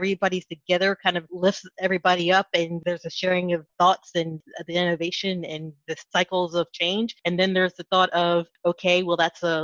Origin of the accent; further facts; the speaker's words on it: East Coast, United States; also born or lived in Dallas; now in Washington, D.C., United States; If I was born and raised on the East Coast, I have had the chance to live in several other states